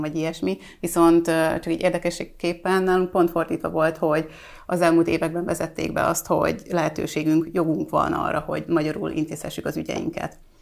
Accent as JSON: {"language": "Hungarian", "region": "Vojvodina", "country": "Serbia", "said": "én vajdaságból származom"}